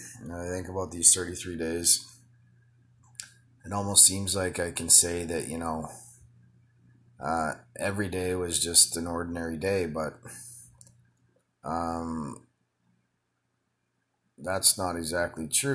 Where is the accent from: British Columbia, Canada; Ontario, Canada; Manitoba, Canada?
Manitoba, Canada; Winnipeg; moved away as an adult; also born or lived in Calgary; from Winnipeg, where we were born